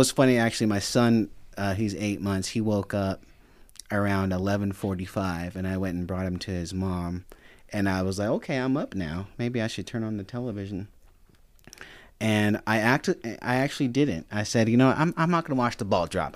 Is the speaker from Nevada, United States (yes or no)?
yes; Sparks, Nevada, United States; also born or lived in Reno, Nevada; I was born in, at Saint Mary's. I was, and I was raised in Sparks